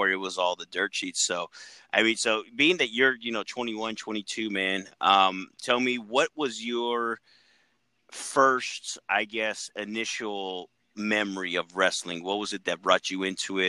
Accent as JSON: {"language": "English", "region": "Texas", "country": "United States", "said": "we're from Texas"}